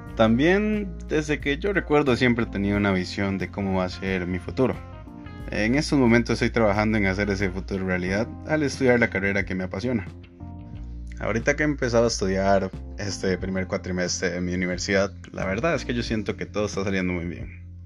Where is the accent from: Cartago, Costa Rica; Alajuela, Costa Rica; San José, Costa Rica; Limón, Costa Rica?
San José, Costa Rica; San Francisco de Dos Ríos; soy de San Francisco de Ríos